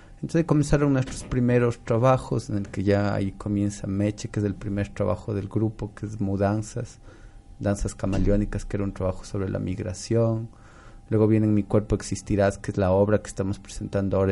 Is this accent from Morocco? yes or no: no; Cuenca, Azuay, Ecuador; yo soy cuencano de nacimiento, entonces una vez, desde que era muy niñito